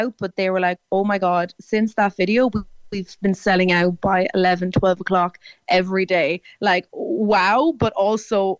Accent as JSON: {"language": "English", "area": "Tipperary", "region": "Munster", "country": "Ireland", "said": "now I'm from Tipperary"}